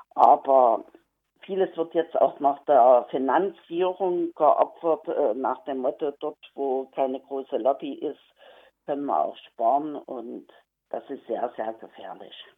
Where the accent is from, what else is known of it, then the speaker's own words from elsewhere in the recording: Saxony, Germany; ich komme aus, den, aus Pommer in Sachsen